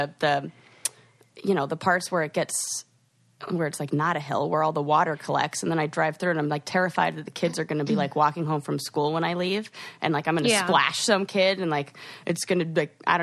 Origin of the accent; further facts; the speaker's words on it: California, United States; moved away; I'm from California